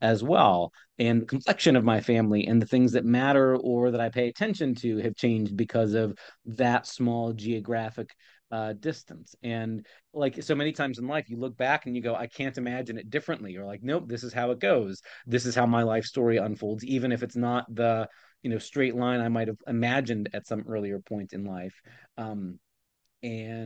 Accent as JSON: {"language": "English", "region": "Ohio", "country": "United States", "tie": "born or raised there", "also_born_or_lived": "Pennsylvania", "moved": "as an adult", "said": "I grew up in Ohio and I planned on, my whole life in my childhood and teenagehood all lived in the state of Ohio"}